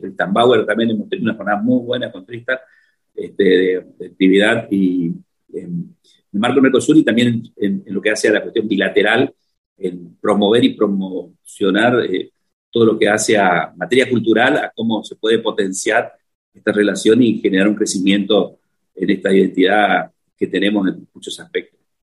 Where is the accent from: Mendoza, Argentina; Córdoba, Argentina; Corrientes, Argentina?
Corrientes, Argentina; Santo Tomé; moved away as an adult; also born or lived in Chaco, Argentina / Villa Ángela, Argentina; now in Paraguay; yo nací en Corrientes, en San Tomé Corrientes, como correntino, fui a estudiar al Chaco